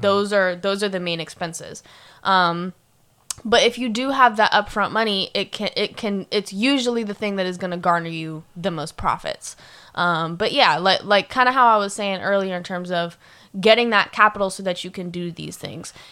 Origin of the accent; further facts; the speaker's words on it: Sarasota, Florida, United States; now in Orlando, United States; I'm from Florida, but I'm from Sarasota, Florida